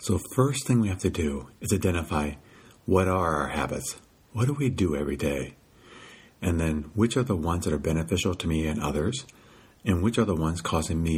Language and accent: English; Midwest, United States; now in California, United States; When I first moved to California, I realized they ate a lot differently than I did because I grew up in the Midwest